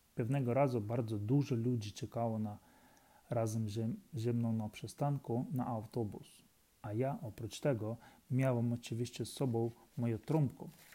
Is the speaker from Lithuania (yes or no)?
no; Ukraine; Polish is a second language; moved away as an adult; now in Warsaw, Poland; mam 35 lat i jestem z Ukrainy. Przyjechałem do Polski 3,5 e, lat, roku temu